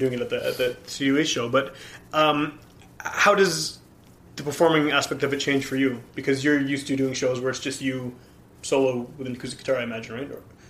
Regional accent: England, United Kingdom; I am so English that, yeah, it doesn't.

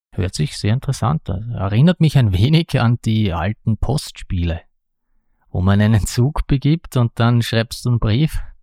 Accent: Austria; ich bin ein Österreicher

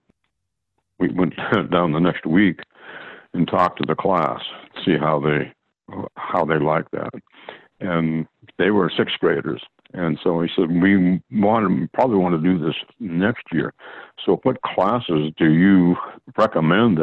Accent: Sequim, Washington, United States; also born or lived in Port Townsend, Washington; My dad worked down there, actually, when I was a kid. I was born in October 42, and he worked down there for about 6 or 7 years

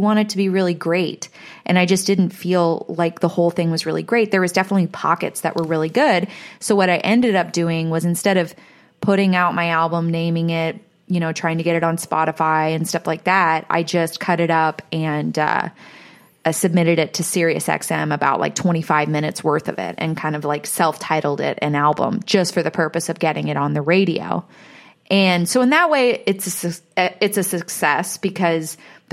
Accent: Nashville, Tennessee, United States; my hometown in Nashville

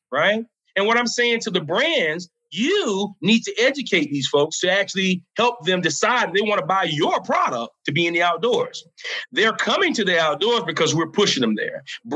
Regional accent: South Carolina, United States; The state of South Carolina, which is my home state where I'm from

